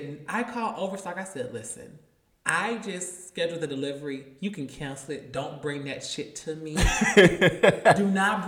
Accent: Atlanta, Georgia, United States; And when I tell you, we're from Atlanta.

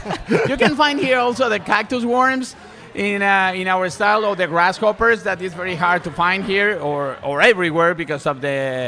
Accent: Mexico; English is a second language; moved away as an adult; I came from Mexico 5 years ago.

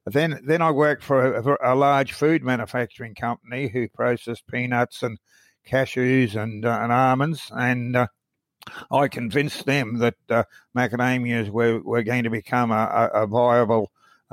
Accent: Brisbane, Queensland, Australia; I grew up in Brisbane in Queensland

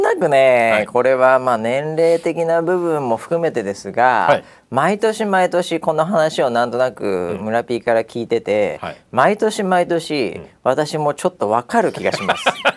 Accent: United States; now in Japan; 僕なんかはやっぱりね、うん、えー、アメリカ育ちなんで

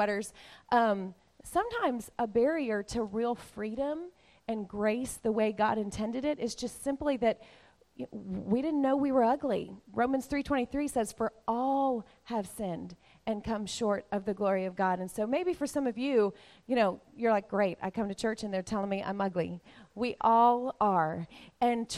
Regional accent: the South, United States; We grew up in the South where we have good manners.

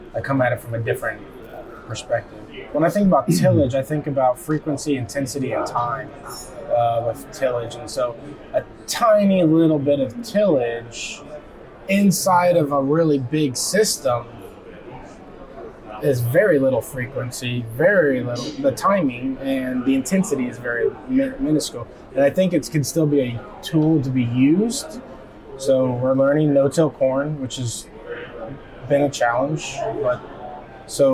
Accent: Golden, Illinois, United States; I'm from Golden, Illinois, which is up by Quincy, west central side of the state. I farm with my dad

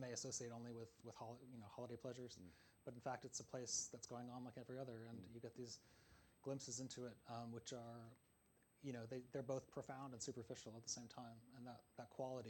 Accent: Pittsfield, Massachusetts, United States; moved away; I often fly over my hometown, which is Pittsfield, the small city in western Massachusetts that features in the book as well.

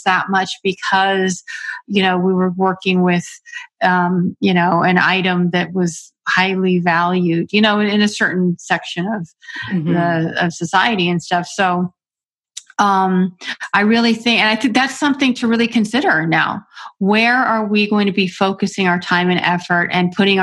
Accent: Florida, United States; I'm from Florida, a small town in Florida

